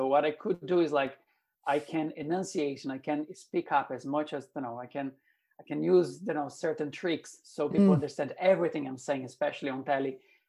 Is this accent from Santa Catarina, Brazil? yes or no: no; São Paulo, Brazil; English is a second language; moved away as an adult; now in Ireland; I'm from Brazil, from São Paulo, and I remember growing up and watching, you know, actors on TV.